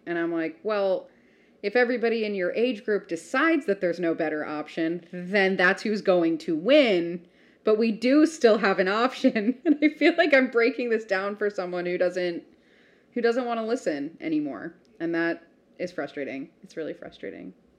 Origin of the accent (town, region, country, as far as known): United States